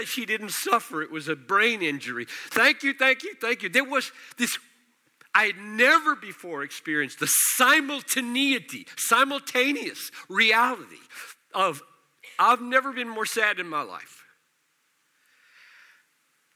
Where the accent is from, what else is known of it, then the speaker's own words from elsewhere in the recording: United States; accent: American; I'm speaking American